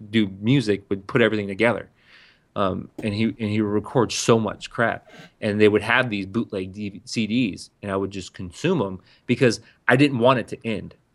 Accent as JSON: {"language": "English", "town": "San Diego", "region": "California", "country": "United States", "said": "a, a, white kid from the outskirts of San Diego."}